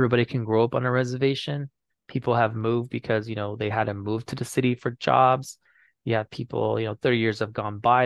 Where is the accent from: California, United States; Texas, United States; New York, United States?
California, United States; San Pasqual; I'm from San Pasqual